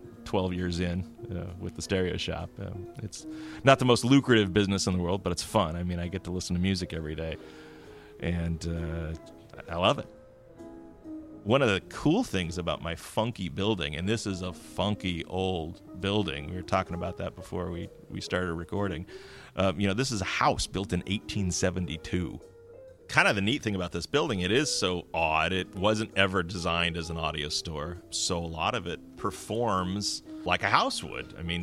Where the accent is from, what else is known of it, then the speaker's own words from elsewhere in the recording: California, United States; No, actually, I grew up in the Bay Area, and I came up to do my undergraduate work at the local university, Humboldt State University.